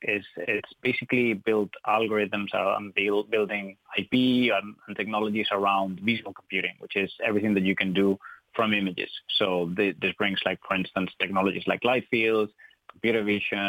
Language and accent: English; Spain; English is a second language; moved away as an adult; now in Ireland; I'm not from Ireland. I'm from Spain.